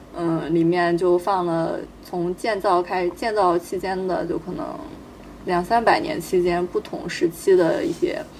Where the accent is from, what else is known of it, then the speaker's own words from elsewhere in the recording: Anhui, China; 我作为一个安徽人